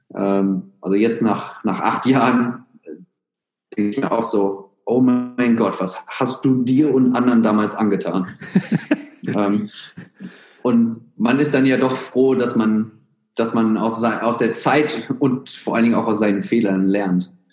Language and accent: German; Germany; moved away as an adult; also born or lived in United States / Australia; ich bin gebürtiger Deutscher